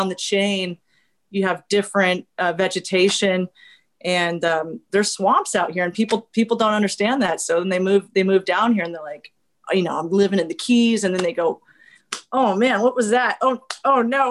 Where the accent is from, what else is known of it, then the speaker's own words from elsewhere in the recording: Armstrong Woods, Sonoma County, Northern California, United States; moved away; I grew up in Armstrong Woods also